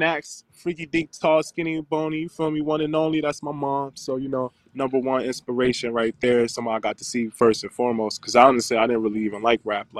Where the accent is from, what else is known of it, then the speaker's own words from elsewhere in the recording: Camden, New Jersey, United States; also born or lived in Syracuse, New York; I was born in Syracuse, New York, raised in CMB, Camden, New Jersey